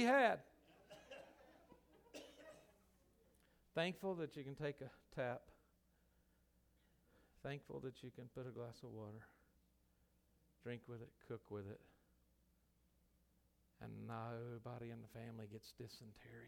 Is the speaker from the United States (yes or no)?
yes; United States; I'm American